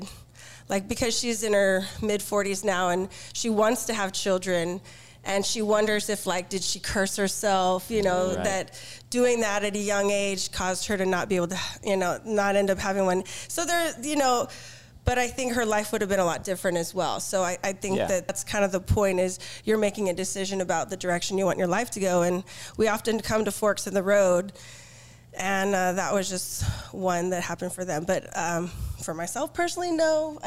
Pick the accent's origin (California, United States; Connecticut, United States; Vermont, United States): California, United States; Downey; I'm from Los Angeles, Downey